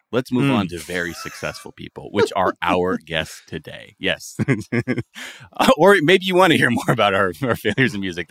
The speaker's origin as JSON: {"language": "English", "town": "Los Angeles", "region": "California", "country": "United States", "said": "I'm from North Hollywood."}